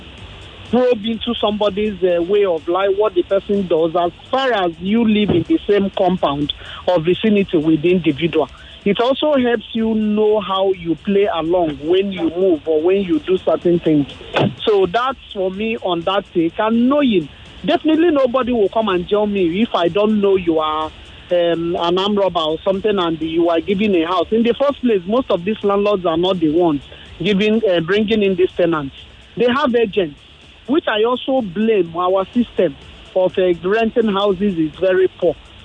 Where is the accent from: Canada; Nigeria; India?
Nigeria; Enugu, Enugu State; now in Lagos, Nigeria; growing up in Enugu